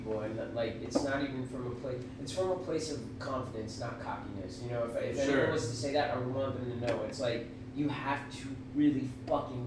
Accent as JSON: {"language": "English", "region": "New Jersey", "country": "United States", "moved": "yes", "lives_now": "Florida, United States", "said": "I lived in Jersey for a while. Like, I'm from Jersey. So it's like, I was in North Jersey"}